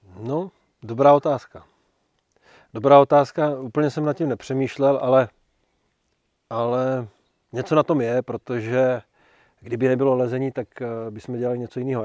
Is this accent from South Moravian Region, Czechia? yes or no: yes; Brno, South Moravian Region, Czechia; já jsem Brňák jako Poleno